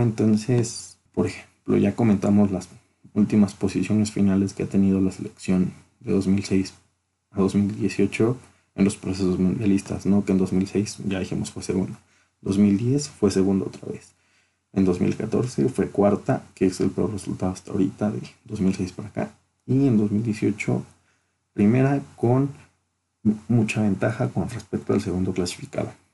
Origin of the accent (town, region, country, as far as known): Mexico